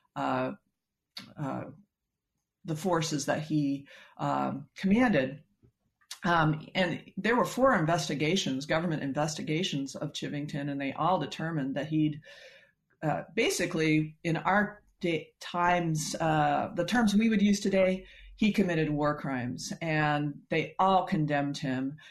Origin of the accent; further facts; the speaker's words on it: Colorado, United States; moved away; I grew up in Colorado